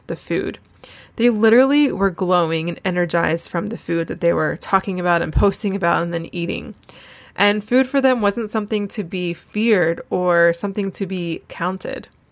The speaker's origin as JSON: {"language": "English", "region": "North Carolina", "country": "United States", "moved": "as an adult", "lives_now": "Charleston, United States", "said": "I'm from Wilmington, North Carolina, Wilmington's actually good six or seven hours from Asheville"}